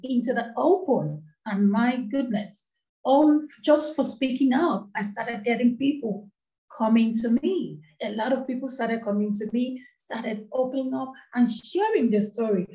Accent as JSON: {"language": "English", "country": "Nigeria", "tie": "born or raised there", "moved": "as an adult", "lives_now": "United Kingdom", "said": "I grew up in the western part of Africa. I come from Nigeria. That's where I grew up"}